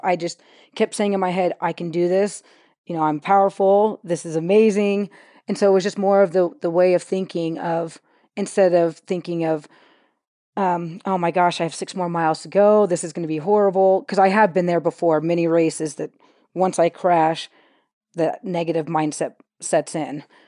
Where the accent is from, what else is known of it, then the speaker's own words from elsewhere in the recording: California, United States; now in Utah, United States; We grew up in California